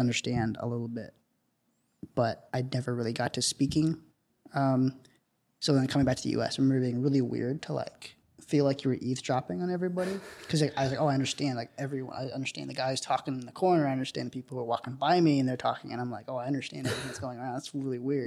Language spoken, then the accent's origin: English; South India, India; moved away; my house in India